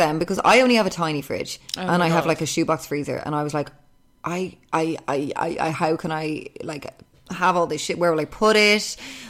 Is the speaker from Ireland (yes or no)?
yes; Portmarnock, Leinster, Ireland; I'm from Portmarnock and that's my Lidl.